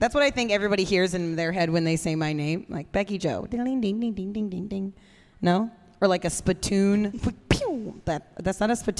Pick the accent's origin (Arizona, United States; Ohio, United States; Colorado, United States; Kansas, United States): Kansas, United States; Overland Park; Born and raised in Kansas City.